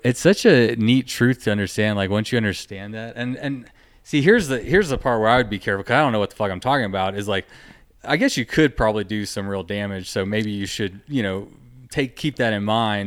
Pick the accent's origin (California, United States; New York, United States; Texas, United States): Texas, United States; I'm from Texas